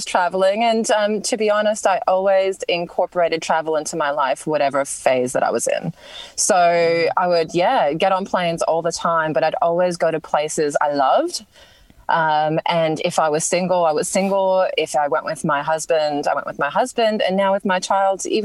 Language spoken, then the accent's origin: English; New York, United States; moved away as an adult; now in Melbourne, Australia; growing up in New York, I didn't really have a lot of nature around me